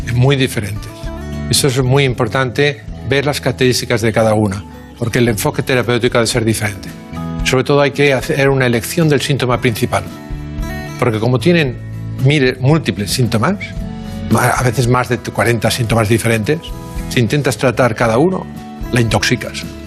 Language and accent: Spanish; Barcelona, Catalonia, Spain; nacimos en, nacimos en Barcelona. Bueno, mi padre en Tarrasa y yo en Barcelona.